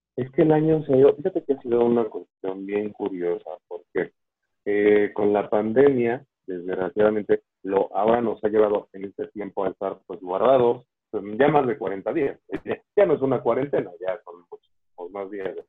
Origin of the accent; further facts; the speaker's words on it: Mexico; en México somos antojadizos